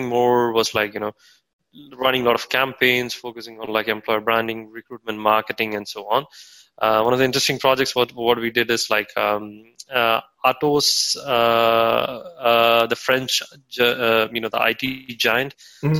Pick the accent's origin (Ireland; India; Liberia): India; now in Germany; I'm from India